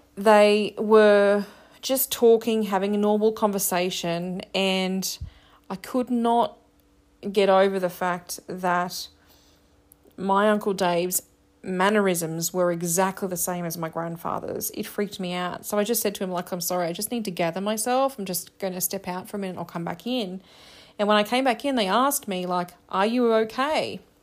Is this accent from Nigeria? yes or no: no; Australia; I'm Australian